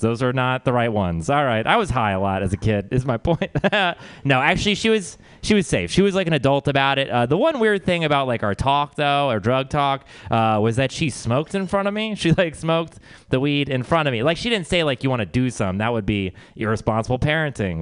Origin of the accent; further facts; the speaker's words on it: Texas, United States; we're from Texas